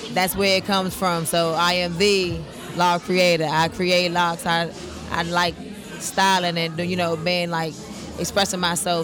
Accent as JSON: {"language": "English", "region": "Maryland", "country": "United States", "said": "I'm originally from Maryland."}